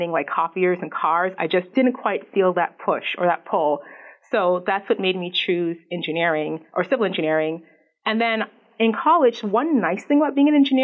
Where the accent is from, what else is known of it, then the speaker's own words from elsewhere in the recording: New York City, New York, United States; I grew up in New York City